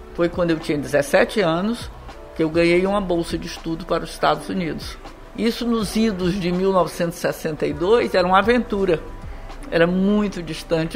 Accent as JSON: {"language": "Portuguese", "region": "Ceará", "country": "Brazil", "moved": "yes", "said": "eu voltei para o Ceará, fiz faculdade"}